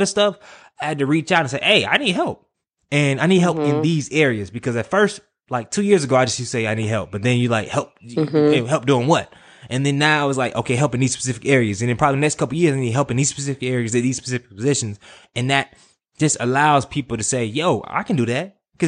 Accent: North Carolina, United States; also born or lived in Virginia; Yeah, I'm from the city. I'm from North Carolina.

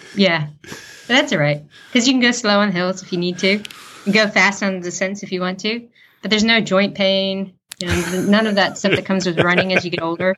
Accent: United States; moved away as an adult; now in New Zealand; I am American

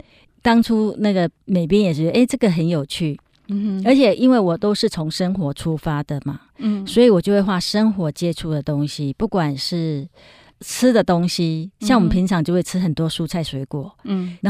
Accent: Yilan County, Taiwan; now in Taipei, Taiwan; 那我觉得说，因为我从宜兰搬到台北，其实真的完全没有朋友，而且我的同学都在宜兰嘛，是。

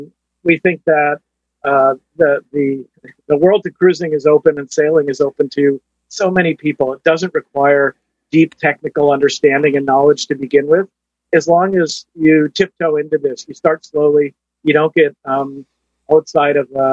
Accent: Connecticut, United States; I had a toy boat in a bathtub, and so I grew up in Connecticut, and my family had actually early on, my father had a power boat.

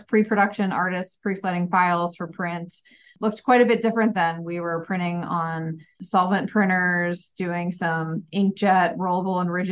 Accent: Ohio, United States; moved away as an adult; also born or lived in Arizona / Chicago, Illinois; I grew up in Ohio and I went out to Arizona State for college

